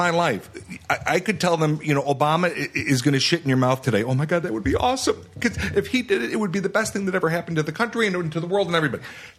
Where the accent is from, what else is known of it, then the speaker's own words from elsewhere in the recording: Chicago, Illinois, United States; I am from Chicago.